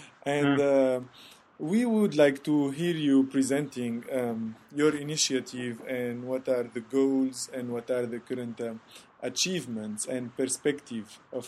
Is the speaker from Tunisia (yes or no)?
yes; Tunisia; now in Seattle, United States; I'm Tunisian, currently living in Seattle. I'm really happy to start this series of podcasts dealing with my home country, Tunisia.